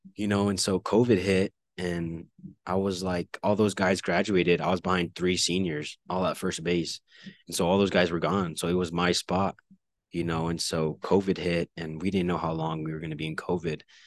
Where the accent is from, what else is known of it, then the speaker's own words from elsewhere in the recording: El Paso, Texas, United States; living in the Northeast and going to school on the East Side